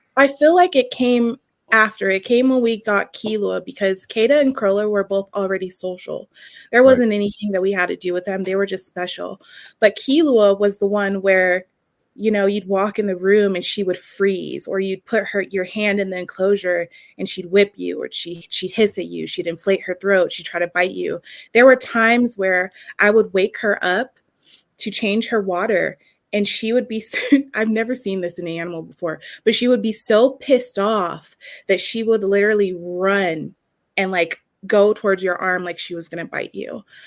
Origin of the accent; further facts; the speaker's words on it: San Diego, California, United States; now in Wyoming, United States; That's where I'm living like, right now. I'm from San Diego